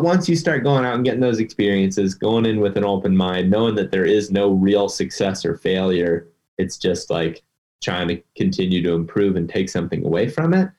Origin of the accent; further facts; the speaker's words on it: Ohio, United States; my home state of Ohio